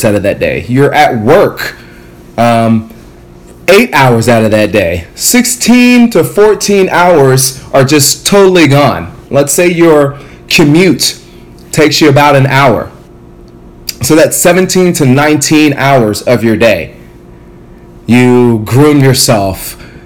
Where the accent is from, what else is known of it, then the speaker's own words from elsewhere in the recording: Ghana; now in United States; I'm from Ghana, West Africa